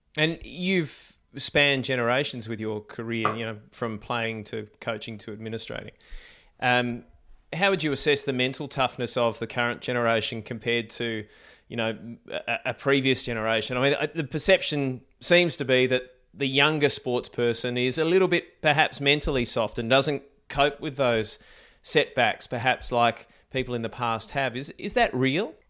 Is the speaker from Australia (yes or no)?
yes; Australia; we've got our own Australian Open, but you know late nights watching watching Wimbledon. It's uh, it's part of growing up in Australia